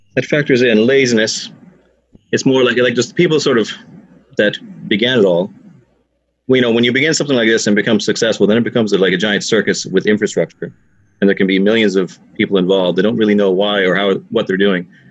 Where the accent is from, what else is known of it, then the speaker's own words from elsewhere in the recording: Canada; now in Ireland; I'm from Canada.